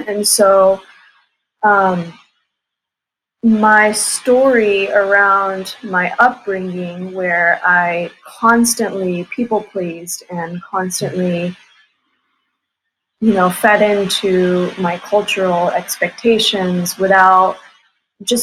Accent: Dallas, Texas, United States; I was born in Dallas, Texas.

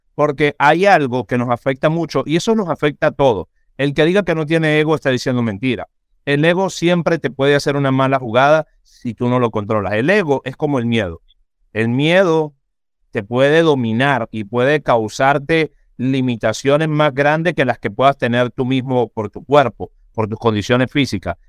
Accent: Venezuela; moved away as an adult; now in United States; después de haber pasado por todas las circunstancias que yo pasé en Venezuela, después de haber tenido dos atentados en contra mía por defender presos políticos, en fin, me pasaron un montón de cosas en mi país

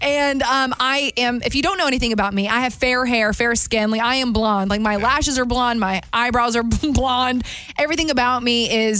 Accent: Alabama, United States; moved away; I grew up in Alabama, orthodontics, not really their thing down there. And when I moved a little bit more north, I got proper braces.

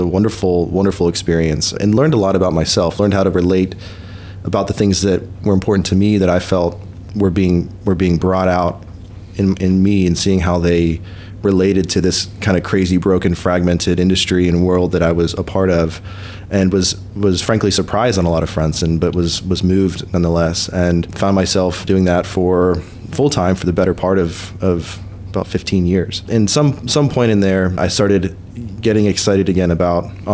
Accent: Pittsburgh, Pennsylvania, United States; moved away as an adult; also born or lived in New York; now in Waco, United States; I grew up in Pittsburgh, Pennsylvania

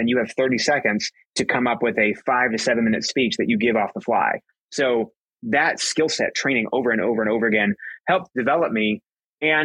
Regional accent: Liberty, Missouri, United States; now in Alabama, United States; So I grew up in Kansas City, Missouri, in a suburb called Liberty.

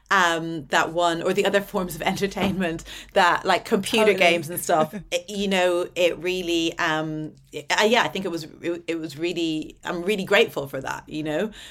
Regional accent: Atlanta, Georgia, United States; also born or lived in Dublin; So like I was born in Dublin, but um as soon as I was born we moved to Atlanta Georgia in the American South, right.

